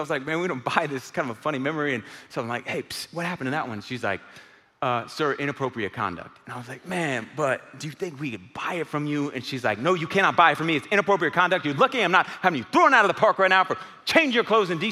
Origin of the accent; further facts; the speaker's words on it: Houston, Texas, United States; moved away; It's my old stomping grounds. I grew up in Houston